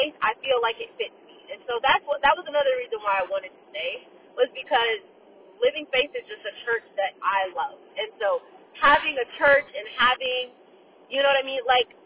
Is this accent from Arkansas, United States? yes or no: no; Fort Myers, Florida, United States; moved away as an adult; I would prefer to be back in my hometown because all of my intimate circle is back home. Like, my best friend, Jasmine, Kamari, my family are all back home. And so the people that I actually want to develop deeper relationships with are in Fort Myers